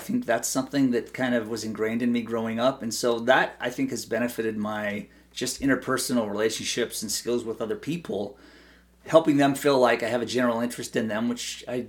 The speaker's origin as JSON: {"language": "English", "region": "Idaho", "country": "United States", "tie": "born or raised there", "said": "I think those are the types of things that my growing up in Idaho kind of, affected me in a positive way."}